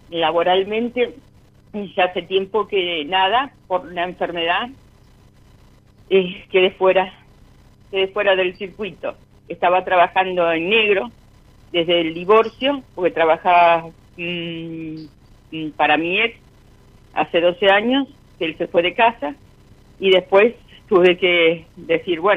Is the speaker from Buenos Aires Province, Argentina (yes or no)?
yes; Lanús, Buenos Aires Province, Argentina; also born or lived in Palermo; De Lanús.